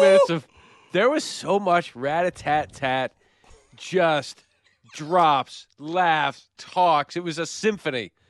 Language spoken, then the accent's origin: English; Western New York, United States; moved away; growing up in Western New York